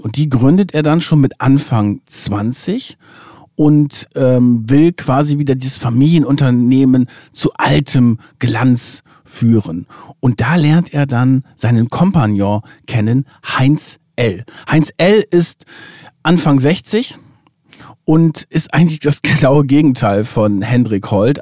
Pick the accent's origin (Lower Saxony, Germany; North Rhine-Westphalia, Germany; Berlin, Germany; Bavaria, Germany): Lower Saxony, Germany; ich komme ja aus Niedersachsen und auch so ein bisschen vom Lande äh, in der Nähe von Bremen